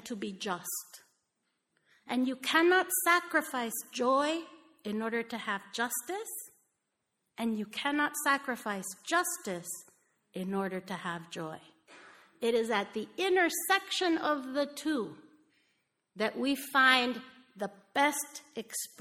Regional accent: Mexico; moved away as an adult; I grew up in Mexico. I came here when I was 18

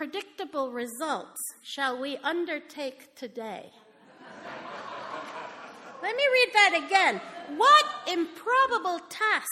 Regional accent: Mexico; moved away as an adult; I grew up in Mexico. I came here when I was 18

